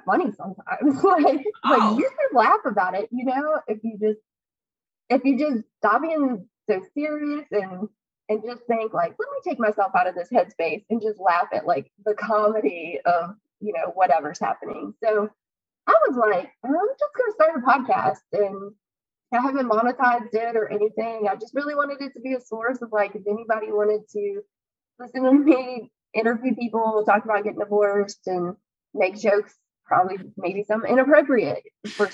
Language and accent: English; Southside Virginia, United States; I grew up in Southside, Virginia, important. It's on the southern part of Virginia, very different from Nova.